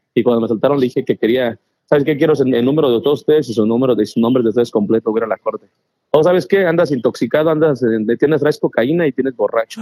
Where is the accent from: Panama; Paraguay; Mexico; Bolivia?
Mexico; also born or lived in Spain; now in Texas, United States; yo, yo me crié en México, nací en España, pero pues crecí en ah, México